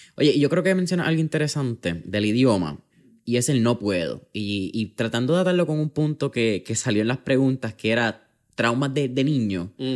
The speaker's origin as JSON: {"language": "Spanish", "country": "Puerto Rico", "said": "en Puerto Rico, que somos un país caribeño, que recibimos sol directo ah, bastante"}